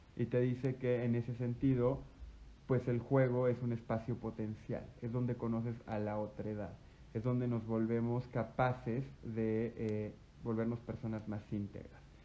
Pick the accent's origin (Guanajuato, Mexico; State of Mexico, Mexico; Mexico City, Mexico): Guanajuato, Mexico; desde mi primaria hasta mi, y toda mi secundaria estudié en el Lux, en el Instituto Lux en Guanajuato